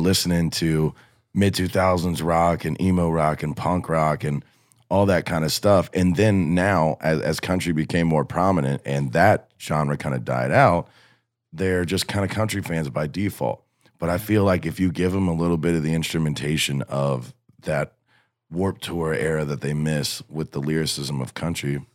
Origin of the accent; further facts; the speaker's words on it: north of Cincinnati, Ohio, United States; moved away; I'm from Ohio, a little bit north of Cincinnati